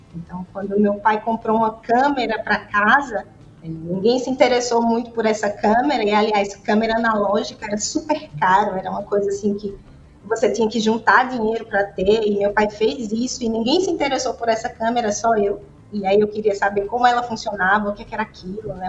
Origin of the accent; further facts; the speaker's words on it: Caruaru, Pernambuco, Brazil; Eu nasci em Caruaru, né? Uma cidade famosa aí pelo artesanato